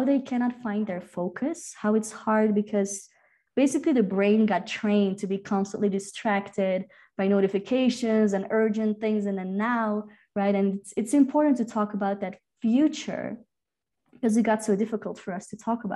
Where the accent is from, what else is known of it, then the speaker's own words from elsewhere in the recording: Flanders, Belgium; first language Dutch; English is a second language; now in Peru; We're actually both from Belgium, and do we ever speak our own language, Flemish, Dutch